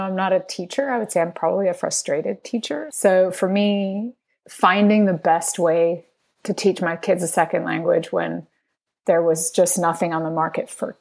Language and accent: English; Spain; now in United States; I was raised in Spain and my family's from Venezuela. I live in the United States